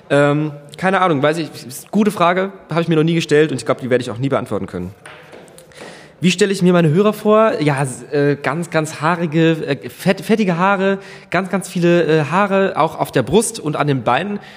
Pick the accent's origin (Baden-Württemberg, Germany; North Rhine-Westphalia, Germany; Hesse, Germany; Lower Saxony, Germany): Baden-Württemberg, Germany; Ketsch; ich bin aus Deutschland, auch in Deutschland geboren, äh, mit aber Verwandtschaft Ausland. Äh, und aus Ketsch bei Mannheim zwischen, ähm, also zwischen Mannheim und Heidelberg.